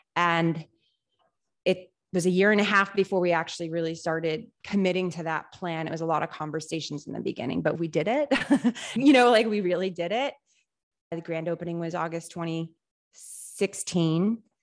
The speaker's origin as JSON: {"language": "English", "town": "Rutland", "region": "Massachusetts", "country": "United States", "tie": "born or raised there", "also_born_or_lived": "Worcester", "said": "I grew up in this area, Central Massachusetts. I was born in Worcester, raised in Rutland."}